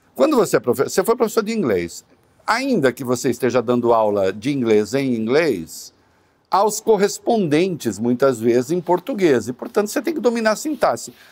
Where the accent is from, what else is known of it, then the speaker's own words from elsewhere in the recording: interior of São Paulo, Brazil; accent: interior of São Paulo; moved away; O interior de São Paulo é o seguinte: a gente come todos os S's